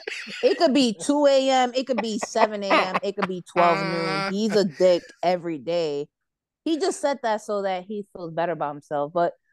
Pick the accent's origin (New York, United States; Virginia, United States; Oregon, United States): New York, United States; As a New Yorker, I am conflicted whether to laugh or cry.